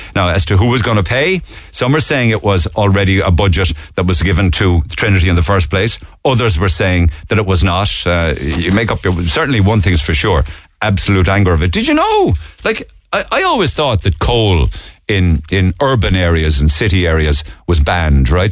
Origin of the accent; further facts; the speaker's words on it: Ireland; we're Irish